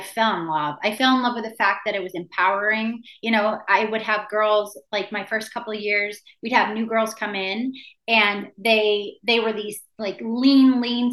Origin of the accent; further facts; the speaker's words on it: Maine, United States; now in San Diego, United States; when I was a kid growing up in Maine